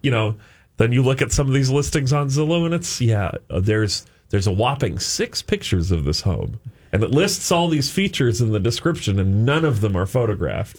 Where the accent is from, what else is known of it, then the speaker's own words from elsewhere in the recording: Saint Paul, Minnesota, United States; I grew up on Marshall Avenue in Saint Paul